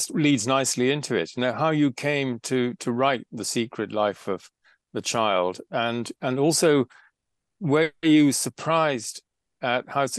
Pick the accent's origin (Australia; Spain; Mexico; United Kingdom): United Kingdom; Scotland; I'm a Scot.